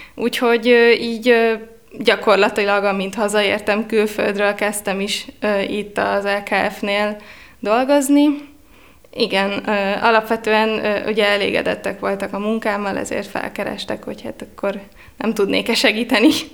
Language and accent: Hungarian; Veszprém, Veszprém County, Hungary; moved away as an adult; now in Budapest, Hungary; Itt végeztem a Lovasi László gimnáziumban.